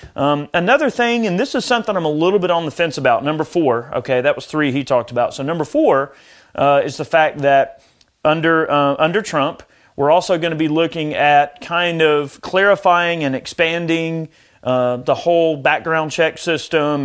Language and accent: English; United States; as an American